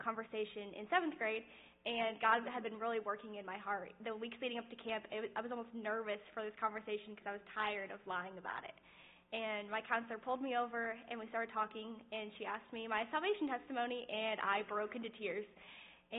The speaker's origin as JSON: {"language": "English", "town": "Avon", "region": "Indiana", "country": "United States", "tie": "born or raised there", "said": "I grew up in Avon"}